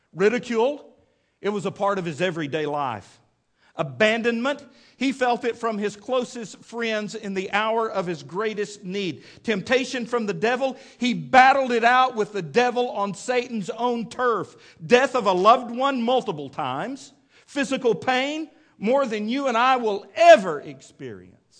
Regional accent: Midland, Texas, United States; growing up in Midland, Texas

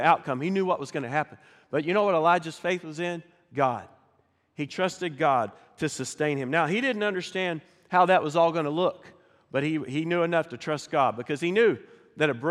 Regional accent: Pryor, Oklahoma, United States; now in Fort Smith, United States; So I grew up in Northeast Oklahoma, a little town called Pryor. Grew up in the country

